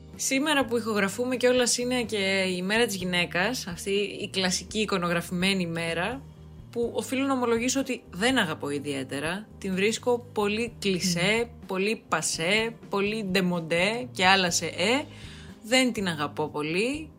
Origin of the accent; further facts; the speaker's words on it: Drama, Eastern Macedonia and Thrace, Greece; now in Athens, Greece; Σήμερα ηχογραφώ από δράμα. Έχω έρθει στο πατρικό μου